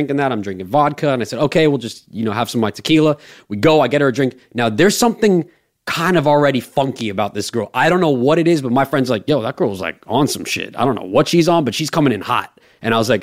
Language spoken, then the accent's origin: English; Los Angeles, California, United States; I'm not even from New York. I'm from fucking the Palisades. I'm from Los Angeles